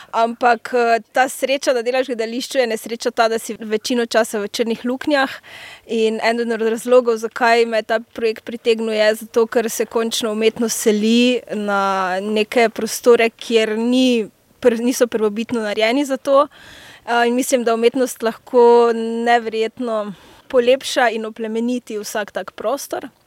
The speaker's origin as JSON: {"language": "Slovenian", "country": "Slovenia", "said": "prihajam iz Slovenije, sem dramaturginja."}